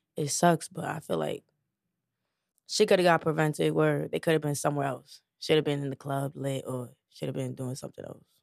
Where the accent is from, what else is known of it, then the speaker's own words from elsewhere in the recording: New York City, New York, United States; I'm from the Bronx